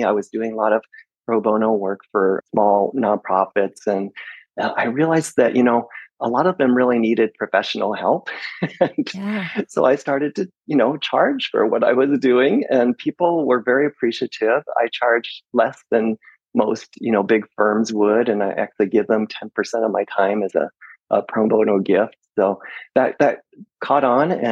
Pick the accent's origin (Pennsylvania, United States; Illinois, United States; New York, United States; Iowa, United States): Iowa, United States; moved away as an adult; also born or lived in Seattle, Washington; now in Sequim, United States; I grew up in Iowa, and during college, I moved to Seattle, Washington, and lived there for 35 years